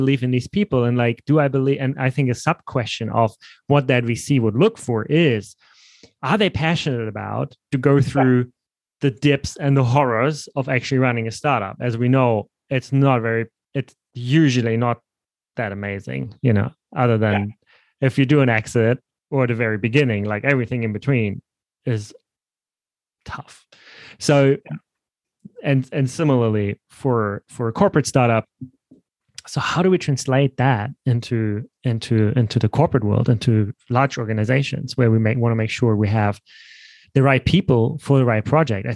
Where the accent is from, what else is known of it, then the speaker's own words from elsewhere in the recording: Hamburg, Germany; I'm from Hamburg